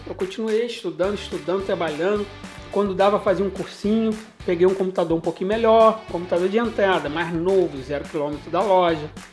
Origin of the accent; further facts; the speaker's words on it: Nova Friburgo, Rio de Janeiro, Brazil; also born or lived in Cantagalo / Cordeiro; eu voltei para Nova Friburgo, inclusive a minha cidade natal, e estou aqui até hoje